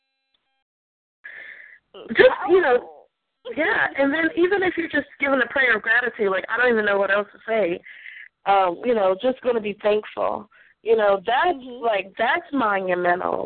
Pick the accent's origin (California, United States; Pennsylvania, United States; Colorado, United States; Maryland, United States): Maryland, United States; Aberdeen; I was from Aberdeen, Maryland, and I was really young.